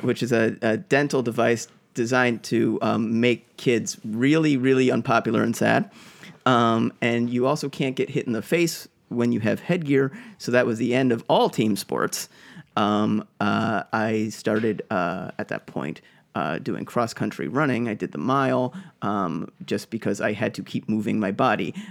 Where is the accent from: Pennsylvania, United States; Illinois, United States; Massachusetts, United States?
Massachusetts, United States; Boston; moved away; I'm from Boston